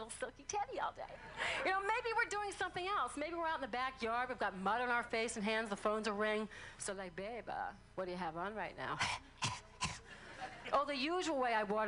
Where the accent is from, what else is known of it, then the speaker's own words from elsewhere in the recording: New Orleans, Louisiana, United States; I'm from New Orleans